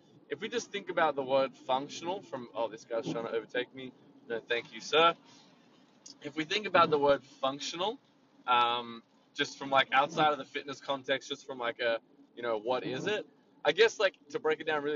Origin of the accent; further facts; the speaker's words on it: Sydney, New South Wales, Australia; I'm from Sydney